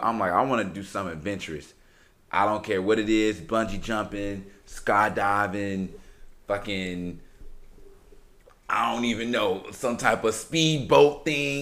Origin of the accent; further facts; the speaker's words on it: Chicago, Illinois, United States; now in Houston, United States; I'm from Chicago, everybody. I've been living in Houston for quite some time, but I'm from Chicago